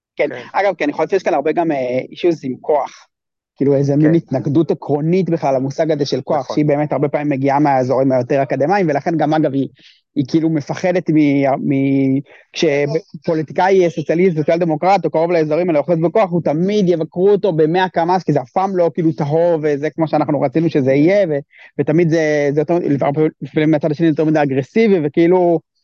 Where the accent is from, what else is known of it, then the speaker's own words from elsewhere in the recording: Israel; בתור ישראלי